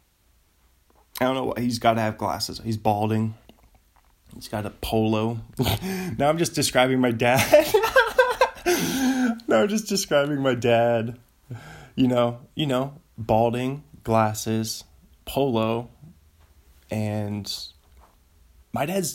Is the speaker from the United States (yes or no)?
yes; United States; I'm an American